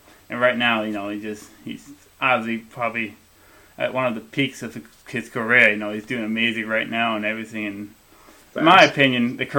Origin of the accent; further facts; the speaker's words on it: Illinois, United States; I'm from Illinois, not too far from Chicago.